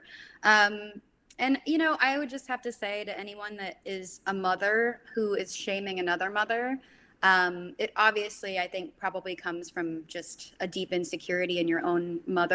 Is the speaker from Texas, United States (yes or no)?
yes; Texas, United States; I'm from Texas